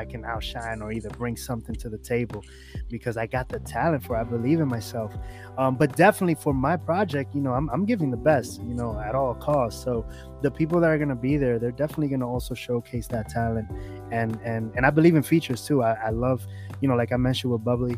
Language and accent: English; New York City, New York, United States; I was born and raised in New York